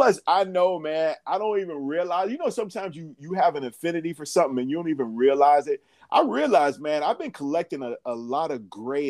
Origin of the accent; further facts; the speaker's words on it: Atlanta, Georgia, United States; I'm from the South. Y'all know this. In Atlanta